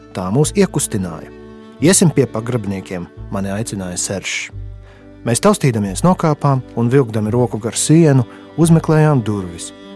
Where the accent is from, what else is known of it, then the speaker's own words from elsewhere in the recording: Rēzekne, Latgale, Latvia; es līdzīgi kā Dabičins bērnībā no Rēzaknes aizbraucu uz Daugaupili pirmo reizi